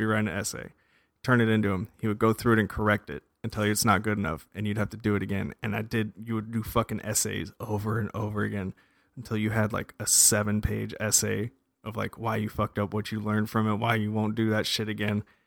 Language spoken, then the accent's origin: English; Las Vegas, Nevada, United States; moved away; I grew up in Las Vegas, Nevada